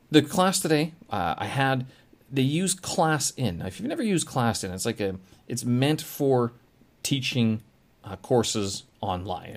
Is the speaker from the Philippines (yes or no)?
no; Canada; now in China; I'm from Canada.